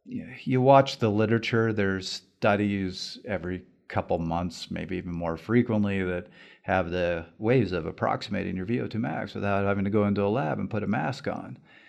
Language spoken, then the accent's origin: English; Canada; First of all, as a Canadian, kudos for commuting in Calgary, particularly if you're doing that in the winter.